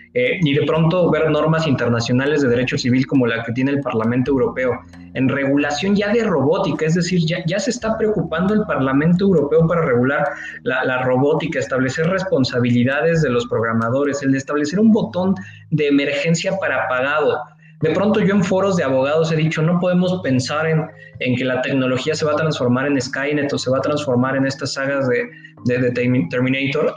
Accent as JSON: {"language": "Spanish", "country": "Mexico", "said": "como mexicano"}